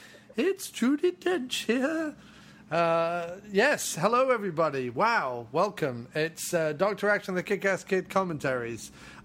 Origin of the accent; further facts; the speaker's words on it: Mexico; Just like we used to do it when I grew up in Mexico.